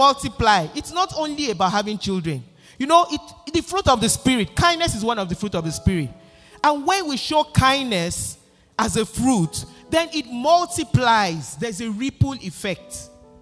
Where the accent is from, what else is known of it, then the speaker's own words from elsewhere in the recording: Nigeria; moved away; I grew up in Nigeria, in Africa